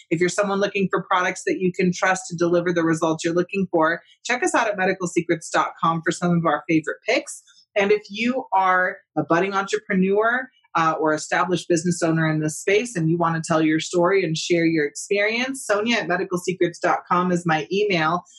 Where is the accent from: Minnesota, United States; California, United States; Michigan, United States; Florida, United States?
California, United States; I'm come from California